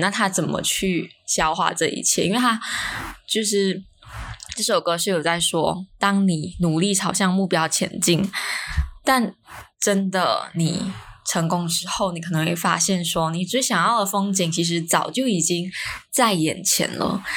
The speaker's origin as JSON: {"language": "Chinese", "country": "Malaysia", "said": "因为我在，我们在马来西亚"}